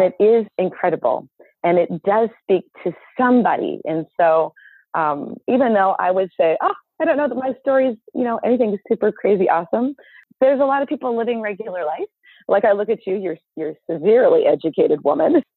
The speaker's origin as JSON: {"language": "English", "region": "Southern California", "country": "United States", "tie": "born or raised there", "moved": "as an adult", "lives_now": "Minnesota, United States", "said": "I was born and raised in Southern California"}